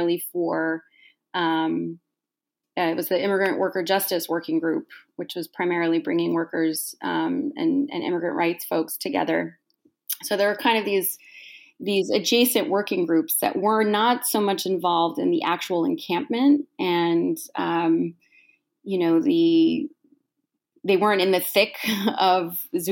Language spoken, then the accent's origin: English; New York, United States; I grew up in New York and I've been an organizer in New York for many, many years